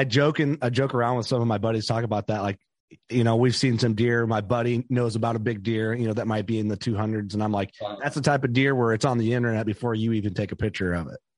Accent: Fulton County, Illinois, United States; I grew up hunting in Fulton County, Illinois

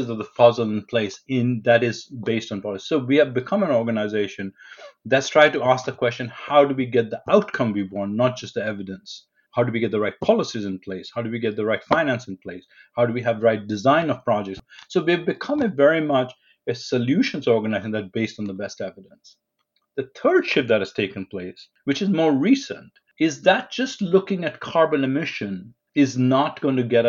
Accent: New Delhi, Delhi, India; I grew up in New Delhi in India

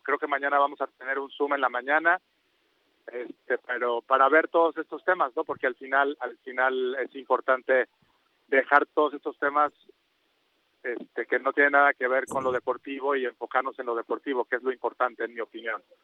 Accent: Mexico; todos los mexicanos

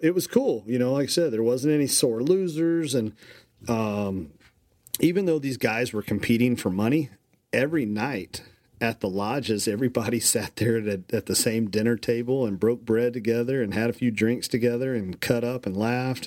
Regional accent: Kentucky, United States; I'm from Kentucky

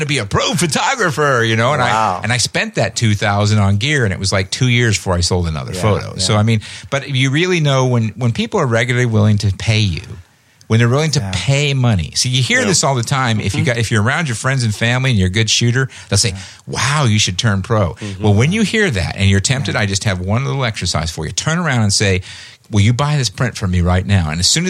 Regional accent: Indianapolis, Indiana, United States; I grew up in Indianapolis.

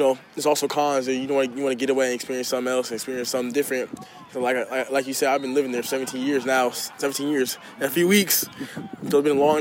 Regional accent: Washington, United States; I love my hometown, I love my state

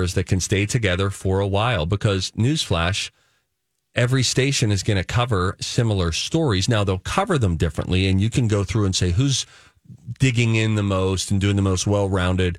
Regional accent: Pittsburgh, Pennsylvania, United States; moved away as an adult; also born or lived in Los Angeles; I grew up in Pittsburgh

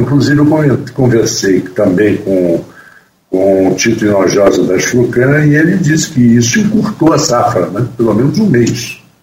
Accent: Rio de Janeiro, Brazil; como eu sou do Rio de Janeiro, tenho família no Rio de Janeiro

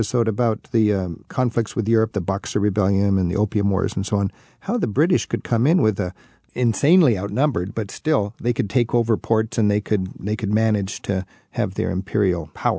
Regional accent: United States; we grew up in the United States

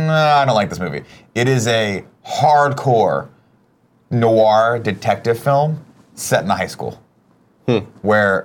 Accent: Riverside, California, United States; growing up in Southern California

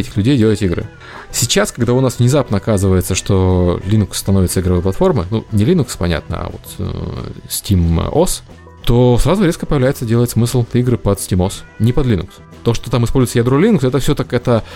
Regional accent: Ukraine; я украинец

